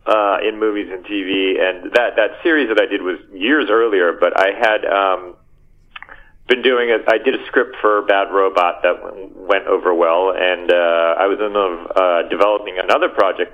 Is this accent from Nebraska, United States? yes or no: no; Bergen County, New Jersey, United States; also born or lived in Los Angeles, California; I was born in L.A. I mostly grew up in New Jersey, though, on the East Coast.